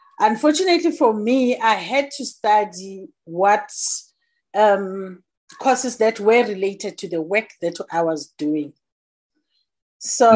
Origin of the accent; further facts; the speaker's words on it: Johannesburg, Gauteng, South Africa; I'm born and bred in Soweto. It's a township in Johannesburg, based in South Africa. I grew up there and I studied there.